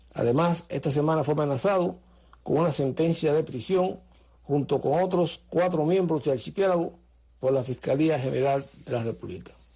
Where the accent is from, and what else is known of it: Cuba